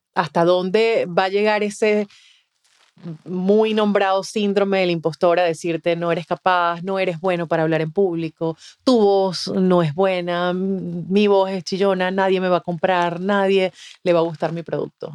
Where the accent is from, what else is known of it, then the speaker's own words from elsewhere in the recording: the Venezuelan Andes, Venezuela; moved away; en Venezuela, yo soy de los Andes, que es la zona eh, donde cae nieve